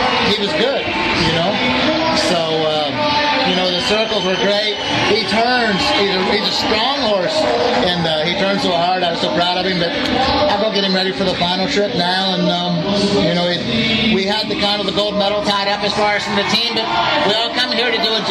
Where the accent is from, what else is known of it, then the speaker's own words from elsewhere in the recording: Lexington, Kentucky, United States; I'm in front of my hometown crowd.